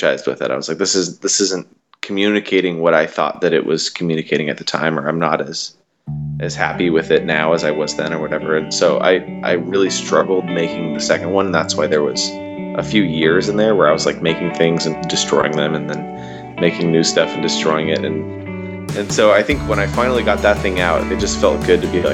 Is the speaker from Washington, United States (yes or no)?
yes; Washington, United States; I'm from Washington State